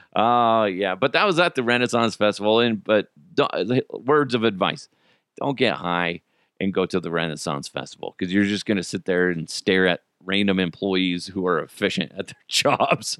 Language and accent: English; United States; I'm an American